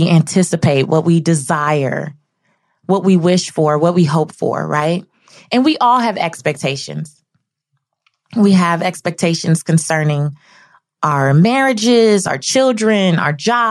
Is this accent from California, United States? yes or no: yes; Los Angeles, California, United States; I grew up in South Central Los Angeles, not in the best neighborhood